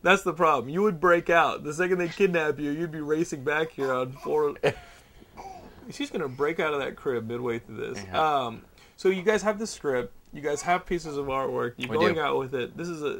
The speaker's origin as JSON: {"language": "English", "town": "Austin", "region": "Texas", "country": "United States", "said": "I'm from Austin."}